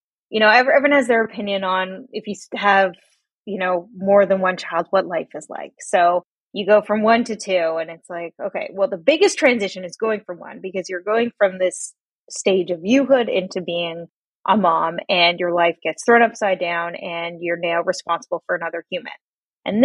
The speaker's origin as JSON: {"language": "English", "town": "Toronto", "region": "Ontario", "country": "Canada", "tie": "born or raised there", "said": "I was born in Toronto, Canada. I lived here all my life"}